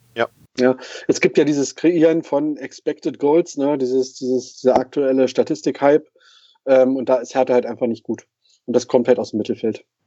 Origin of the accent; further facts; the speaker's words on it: Brandenburg, Germany; als geborener Brandenburger.